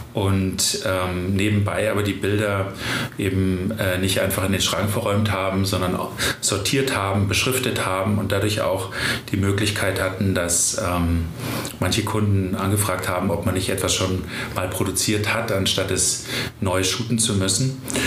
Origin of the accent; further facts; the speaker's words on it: Germany; bei uns in Deutschland